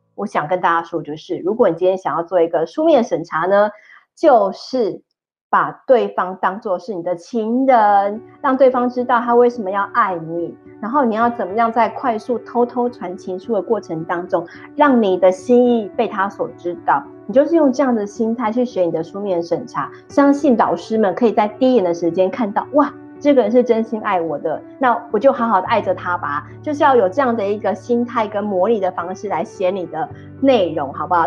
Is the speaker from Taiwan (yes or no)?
yes; Taiwan; 我们台湾人